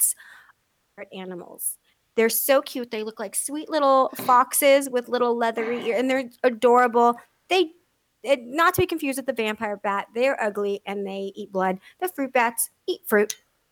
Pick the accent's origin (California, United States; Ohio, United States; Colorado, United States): California, United States; San Diego; moved away; also born or lived in Texas; I grew up in San Diego and Texas, but like I was a kid, so mostly I remember San Diego